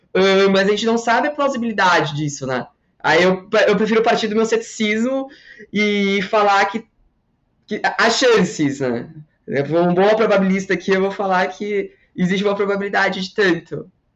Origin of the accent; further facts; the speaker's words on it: Porto Alegre, Rio Grande do Sul, Brazil; accent: southern ("aqui no Sul", tu vai); aqui em Porto Alegre, de onde eu sou